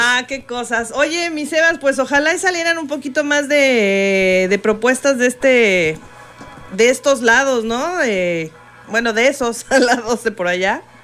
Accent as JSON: {"language": "Spanish", "town": "Coacalco", "region": "State of Mexico", "country": "Mexico", "said": "vengo de Coacalco"}